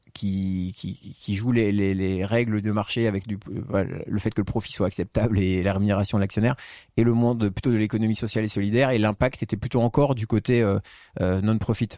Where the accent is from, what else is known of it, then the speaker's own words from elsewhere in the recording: Marseille, Provence-Alpes-Côte d'Azur, France; now in Paris, France; je viens de Marseille je suis né à Marseille je me sens très marseillais